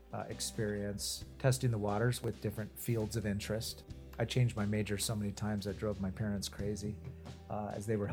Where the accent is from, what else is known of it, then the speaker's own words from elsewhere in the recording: Prescott, Arizona, United States; moved away as an adult; also born or lived in Chicago, Illinois / Washington, District of Columbia, United States / Phoenix, Arizona; now in Tucson, United States; I was born in Arizona. I grew up in Prescott, Arizona